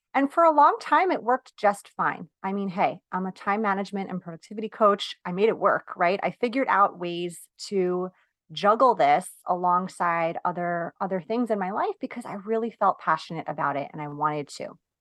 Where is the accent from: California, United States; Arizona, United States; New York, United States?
New York, United States; I'm from New York.